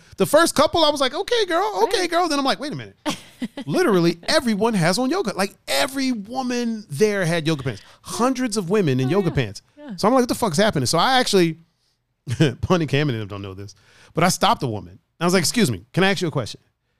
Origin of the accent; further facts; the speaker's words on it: Cleveland, Ohio, United States; I was like, yeah, we're here from Cleveland. And I'm like, where I live, there's a yoga studio, but it's not like there's five right here.